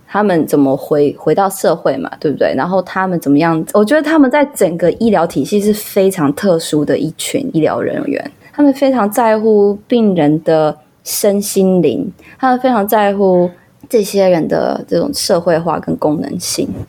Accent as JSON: {"language": "Chinese", "country": "Taiwan", "said": "我们台湾人"}